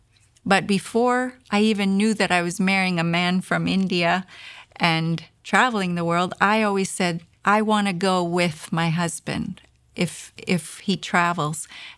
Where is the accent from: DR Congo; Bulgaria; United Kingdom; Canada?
Canada; Because as a Canadian, I had never experienced anything like that before.